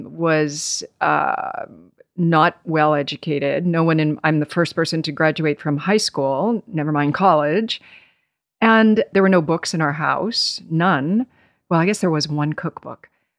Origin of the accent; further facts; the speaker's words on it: Nevada, United States; also born or lived in Boston, Massachusetts; now in New York, United States; I was born in Boston and then spent some years on the West Coast in Nevada and ultimately moved to New York as a young woman when I was 19.